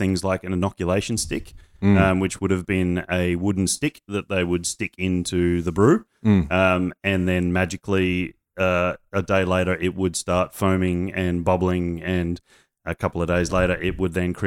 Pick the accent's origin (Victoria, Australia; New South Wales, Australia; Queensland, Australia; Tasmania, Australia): Queensland, Australia; now in Sydney, Australia; I'm a Queenslander